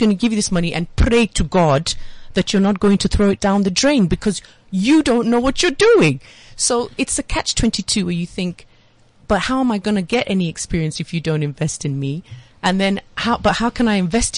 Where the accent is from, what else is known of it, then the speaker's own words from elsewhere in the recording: Nigeria; also born or lived in London, United Kingdom; now in South Africa; I'm half Nigerian and I'd spent my formative years in Nigeria secondary school.